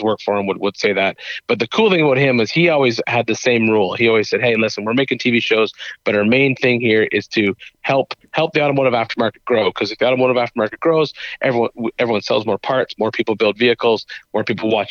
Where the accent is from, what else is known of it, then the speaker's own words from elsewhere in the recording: Canada; now in Tennessee, United States; I'm from Canada